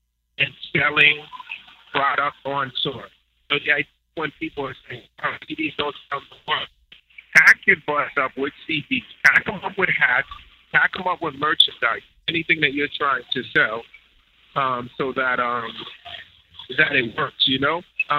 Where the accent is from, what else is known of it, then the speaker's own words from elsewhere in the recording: Haiti; Of course. I'm from Haiti.